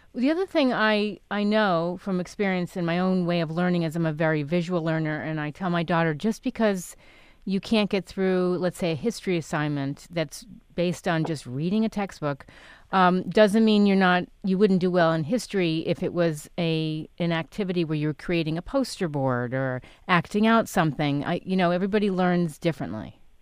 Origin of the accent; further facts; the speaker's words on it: New York City, New York, United States; also born or lived in Connecticut / Stamford; I grew up in New York City. I was born in Connecticut